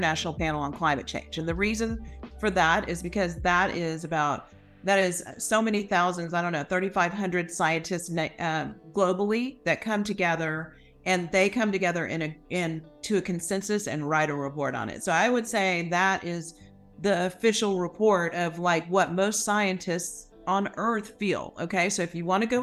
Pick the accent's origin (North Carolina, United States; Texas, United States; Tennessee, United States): Texas, United States; Houston; I grew up in Houston